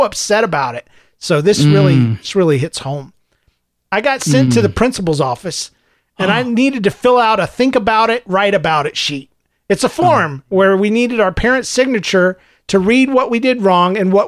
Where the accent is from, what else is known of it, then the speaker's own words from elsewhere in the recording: the South, United States; Growing up in the South